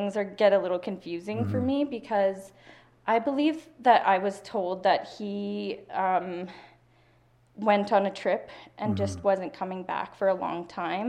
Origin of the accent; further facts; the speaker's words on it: Hinton, Alberta, Canada; I was born in Hinton, Alberta. In 1984.